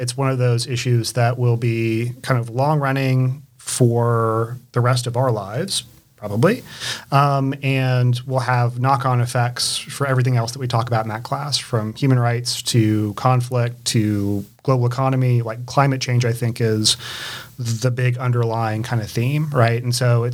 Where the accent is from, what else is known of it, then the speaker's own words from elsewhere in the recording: St. Augustine, Florida, United States; moved away as an adult; also born or lived in Jacksonville, Florida / Chapel Hill, North Carolina; now in Charlotte, United States; I was born in Jacksonville, Florida, but I grew up really in St. Augustine